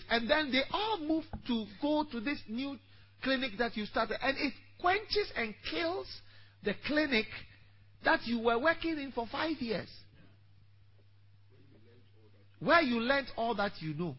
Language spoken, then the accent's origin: English; Ghana; I am coming from Kolegono in Ghana.